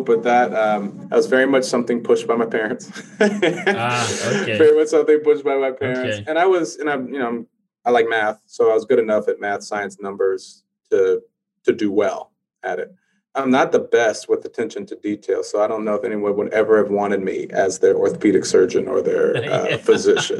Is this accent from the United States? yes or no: yes; California, United States; moved away as an adult; I'm from Cali